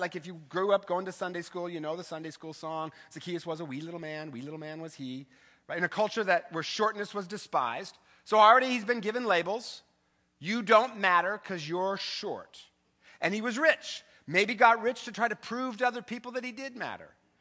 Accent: Eastern Washington, United States; I grew up in the Eastern Washington

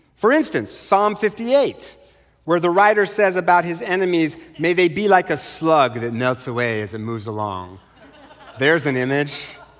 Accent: Eastern Washington, United States; I was raised in Eastern Washington.

